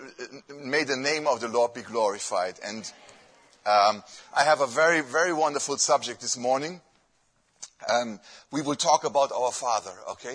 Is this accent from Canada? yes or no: no; Germany; English is a second language; moved away; I come from Germany.